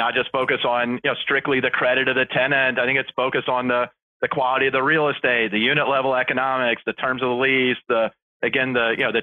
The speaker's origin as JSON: {"language": "English", "town": "Atlanta", "region": "Georgia", "country": "United States", "tie": "born or raised there", "said": "I grew up in Atlanta"}